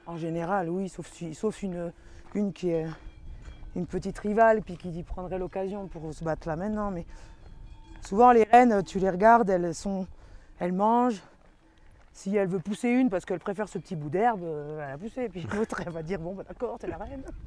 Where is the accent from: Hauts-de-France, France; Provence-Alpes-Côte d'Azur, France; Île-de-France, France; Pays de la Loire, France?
Pays de la Loire, France; Vendée; moved away; Je suis en France, euh, de Vendée